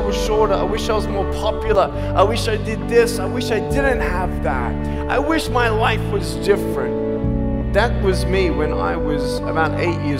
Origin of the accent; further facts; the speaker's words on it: Australia; now in Los Angeles, United States; I'm from Australia.